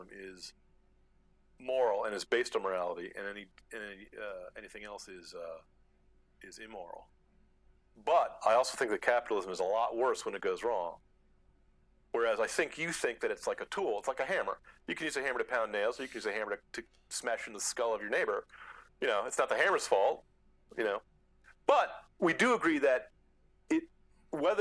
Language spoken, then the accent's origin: English; United States; being an American